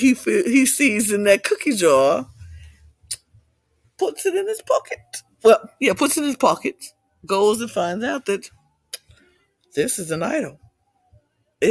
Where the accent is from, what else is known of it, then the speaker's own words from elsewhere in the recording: United States; In America, I'm American